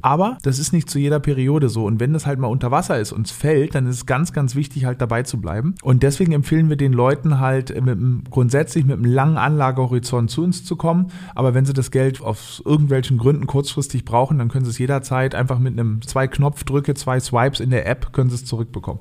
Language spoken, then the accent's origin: German; Berlin, Germany; moved away; also born or lived in Norderney, Lower Saxony; Bin ursprünglich Berliner, aufgewachsen in Berlin äh, und auf Norderney, das liegt in Ostfriesland